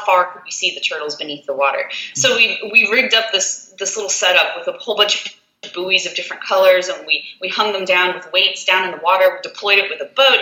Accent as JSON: {"language": "English", "region": "South Florida", "country": "United States", "tie": "born or raised there", "moved": "as an adult", "lives_now": "Alabama, United States", "said": "I'm originally from South Florida"}